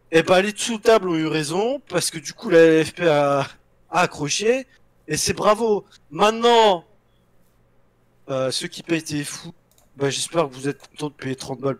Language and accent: French; France; On est des putains de pigeons, on est cons, on est français, mais on est fiers.